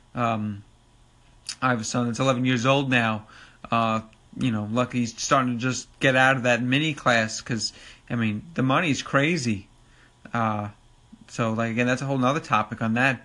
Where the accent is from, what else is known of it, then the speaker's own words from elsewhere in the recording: Long Island, New York, United States; accent: New York; I'm from New York, Long Island to be exact. Uh, as you probably could tell from my New York accent